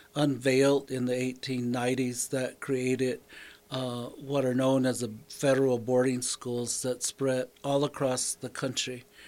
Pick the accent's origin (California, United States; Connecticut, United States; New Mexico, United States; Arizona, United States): New Mexico, United States; Cochiti; I was born and raised in Cochiti, where I went to a federal boarding day school and then entered the public school in seventh grade and graduated from the Bernalillo Public Schools